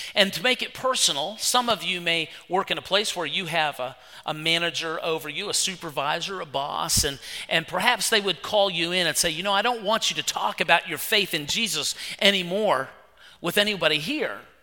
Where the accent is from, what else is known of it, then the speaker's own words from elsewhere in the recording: West Virginia, United States; moved away; I'm from West Virginia